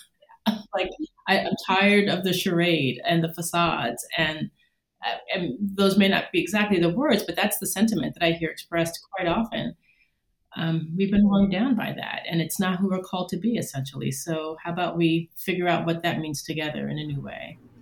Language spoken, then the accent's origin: English; New York, United States; moved away as an adult; now in Indiana, United States; I am a New Yorker through and through